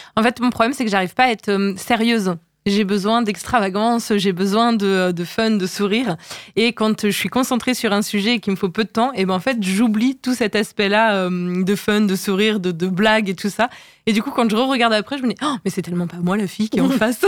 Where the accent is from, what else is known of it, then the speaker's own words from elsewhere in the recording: Le Mans, Pays de la Loire, France; je suis née au, Mans, j'ai toujours vécu là.